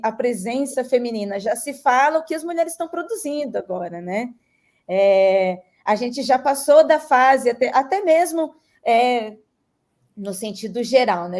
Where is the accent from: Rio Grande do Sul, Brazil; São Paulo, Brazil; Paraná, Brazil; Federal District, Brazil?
São Paulo, Brazil; Registro; moved away as an adult; now in São Paulo, Brazil; eu sou registrense, sou, sou da cidade de Registro, no Vale do Ribeira. É, hoje estou em São Paulo, há 10 anos estou em São Paulo